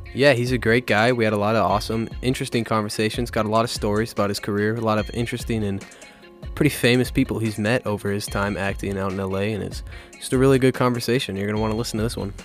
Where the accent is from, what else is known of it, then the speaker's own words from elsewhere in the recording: Minnesota, United States; I've liked growing up in Minnesota